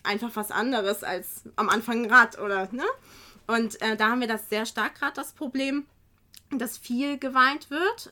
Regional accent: Kiel, Schleswig-Holstein, Germany; now in Geesthacht, Germany; ich komme ja jetzt auch nicht von hier. Ich bin ja ursprünglich aus Kiel

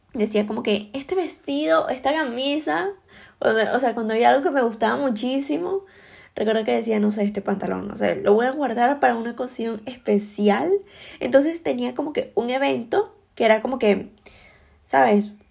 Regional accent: Venezuela; moved away as an adult; yo emigré em, de Venezuela

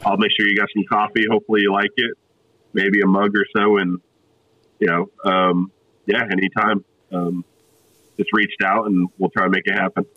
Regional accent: South Florida, United States; also born or lived in New Jersey / California; now in Tennessee, United States; I grew up in South Florida, uh, so originally from New Jersey, grew up in South Florida

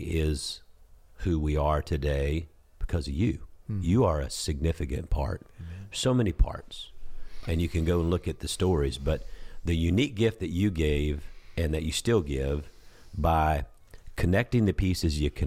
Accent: South Georgia, United States; now in Houston, United States; as a boy born and raised in Georgia, South Georgia

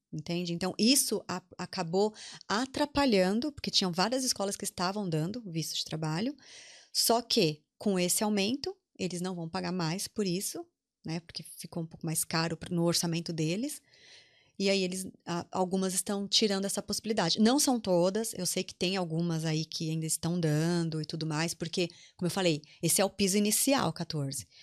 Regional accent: Brazil; moved away as an adult; now in Ireland; nossa imagem como brasileiros

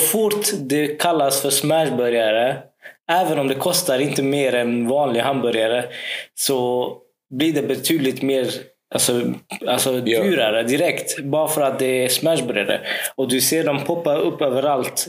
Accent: Karlskrona, Blekinge, Sweden; när jag växte upp här i Karlskrona

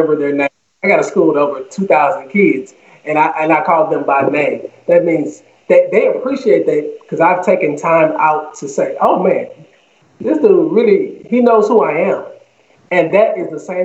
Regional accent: Houston, Texas, United States; I'm born and raised in Houston

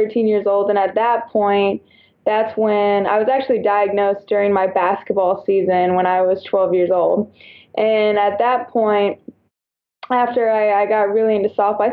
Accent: Houston, Texas, United States; also born or lived in San Antonio, Texas / Alabama; I'm originally from Houston

